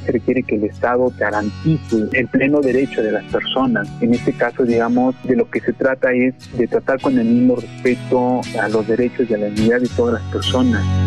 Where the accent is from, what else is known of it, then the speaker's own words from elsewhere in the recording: Mexico; tenemos como sociedad mexicana